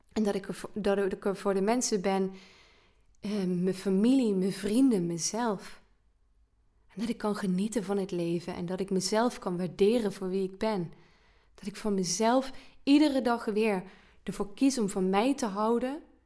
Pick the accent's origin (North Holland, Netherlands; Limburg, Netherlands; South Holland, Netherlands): Limburg, Netherlands; als Limburger